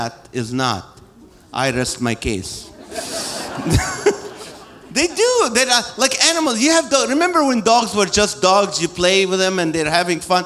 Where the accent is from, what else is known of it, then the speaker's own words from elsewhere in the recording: Kuwait; also born or lived in Nazareth, Israel; now in Corona, California, United States; I was born in Israel, I grew up in Kuwait, I came here 35 years ago